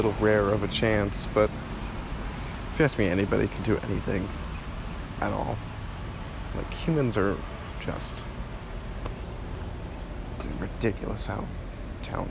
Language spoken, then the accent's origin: English; New Jersey, United States; moved away as an adult; also born or lived in Michigan; now in Florida, United States; I'm originally from New Jersey, born in Michigan, actually.